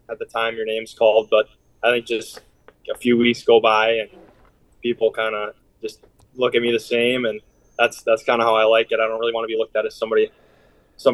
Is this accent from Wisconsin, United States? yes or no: yes; Wausau, Wisconsin, United States; I grew up playing hockey in the Wausau area. I played for the Wausau Warjacks growing up